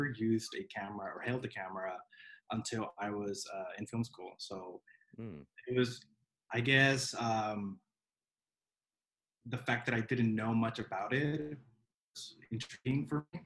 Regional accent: El Centro, California, United States; also born or lived in San Diego, California / Lancaster, California; I was born in San Diego, and I grew up in a border town called El Centro, California

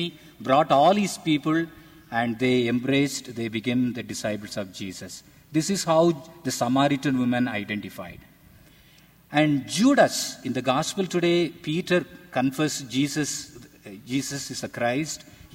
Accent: India; I am from India.

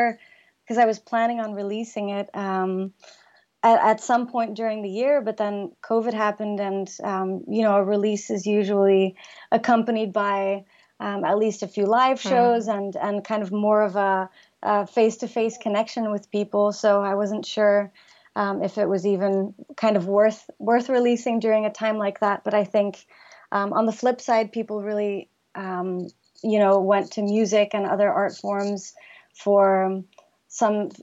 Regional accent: Flanders, Belgium; first language Flemish; English is a second language; also born or lived in Hong Kong / London / Los Angeles; now in New Jersey, United States; connected me to my home country as well. And I'm starting to write music in Flemish

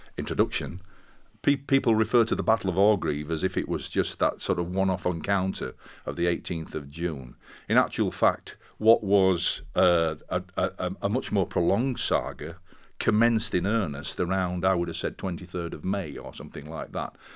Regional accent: Castleford, Yorkshire and the Humber, United Kingdom; moved away as an adult; also born or lived in Sheffield / Birmingham; I came from Castleford, which is a mining town, and it seemed to be part of my D N A.

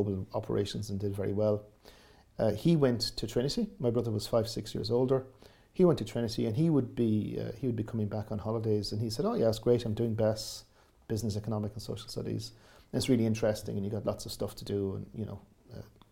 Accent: Waterville, Munster, Ireland; I grew up in Southwest Kerry in a tourist environment

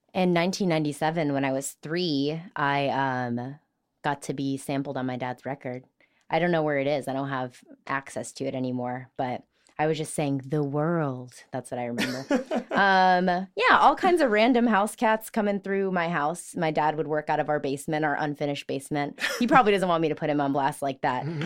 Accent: Richton Park, Illinois, United States; I'm from Richton Park.

